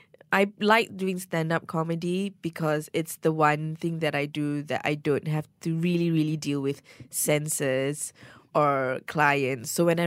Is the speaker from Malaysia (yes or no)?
yes; Malaysia; so much of my Malaysian identity is tied to my stand-up. My cultural experiences being a Malaysian is so much part of my stand-up.